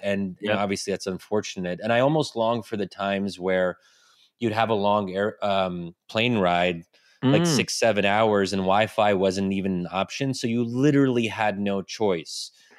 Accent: United States; as an American who is, you know, somewhat ambitious

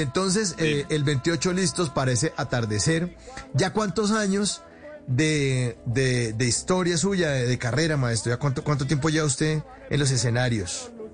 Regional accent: Bogotá, Colombia; yo como bogotano

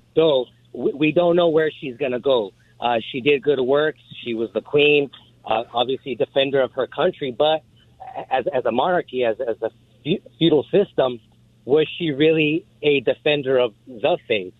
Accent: United States; I'm an American

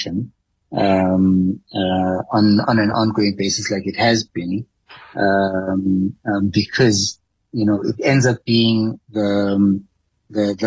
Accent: South Africa; as a South African economy

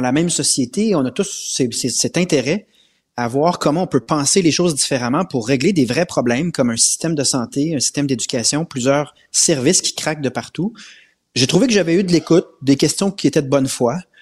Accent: Quebec, Canada; On est québécois

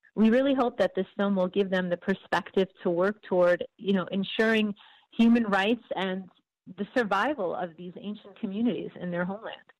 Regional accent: United States; I was actually born in the United States, but my parents were both born in Syria.

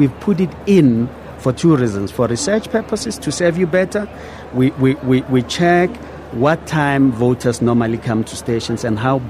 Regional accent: South Africa; I'm South African.

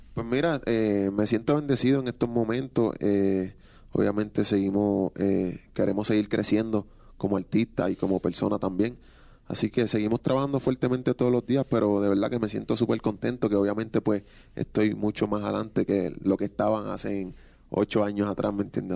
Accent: Puerto Rico; yo soy un chamaquito que vengo de Puerto Rico

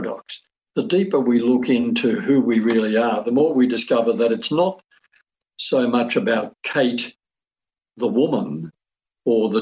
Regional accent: Australia; I'm an Australian.

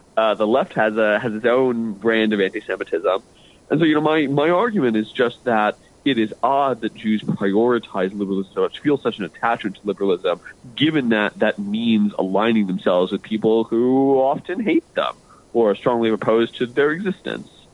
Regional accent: United States; I'm an American

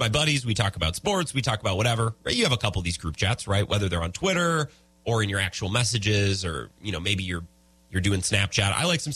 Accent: Menomonie, Wisconsin, United States; my hometown was 16,000 people.

